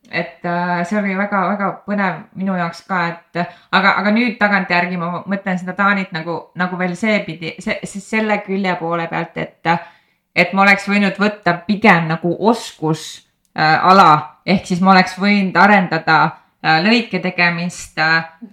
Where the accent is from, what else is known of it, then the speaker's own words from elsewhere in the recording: Põltsamaa, Jõgeva County, Estonia; ma olen pärit Põltsamaalt, väiksest linnast